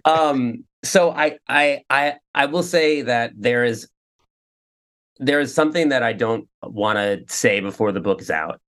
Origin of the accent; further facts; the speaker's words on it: New York, United States; also born or lived in Ridgewood, Queens; I grew up in New York, but um, out, outside of the city